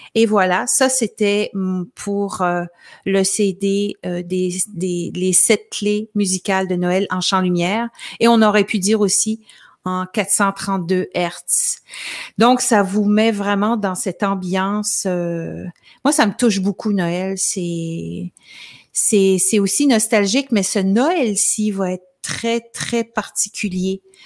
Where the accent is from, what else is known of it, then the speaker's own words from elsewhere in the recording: L'Ascension, Quebec, Canada; dans mon village natal qui s'appelle l'Ascension